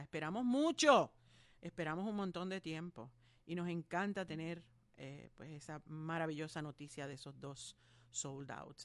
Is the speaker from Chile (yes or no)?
no; Ponce, Puerto Rico; Ponce es mi pueblo. Eh, pues, es un compueblano mío.